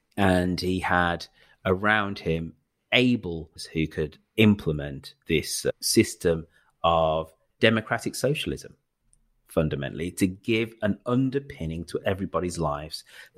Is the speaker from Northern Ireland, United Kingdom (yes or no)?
no; Birmingham, West Midlands, United Kingdom; So I'm a Brummie, and this family did a lot for